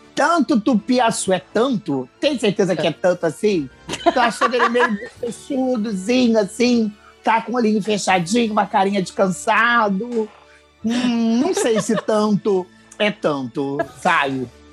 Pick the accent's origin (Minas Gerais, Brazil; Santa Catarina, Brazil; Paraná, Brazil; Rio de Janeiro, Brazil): Rio de Janeiro, Brazil; eu sou do Rio